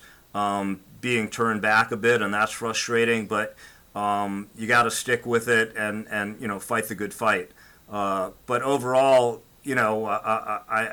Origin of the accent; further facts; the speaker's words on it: New York area, United States; moved away as an adult; now in South Florida, United States; I grew up in the New York area and went to Brooklyn Law School